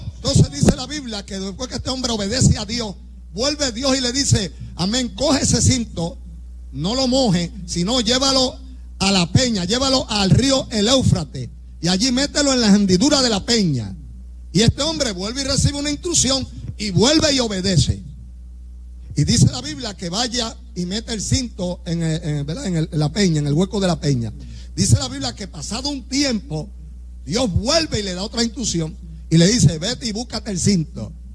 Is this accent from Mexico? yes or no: no; Puerto Rico; somos puertorriqueños y como somos puertorriqueños, aquí hay un idioma, ¿ve? Y hablamos español.